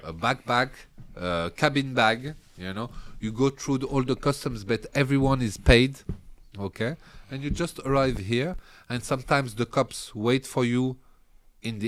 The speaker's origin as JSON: {"language": "English", "town": "Paris", "region": "Île-de-France", "country": "France", "tie": "born or raised there", "also_born_or_lived": "Algeria", "said": "So I was raised in Paris."}